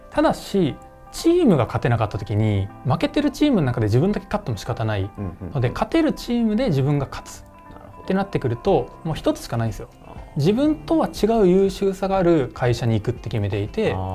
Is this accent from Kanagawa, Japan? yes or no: no; Itami, Hyogo, Japan; moved away as an adult; 伊丹市っていう空港がある市ですね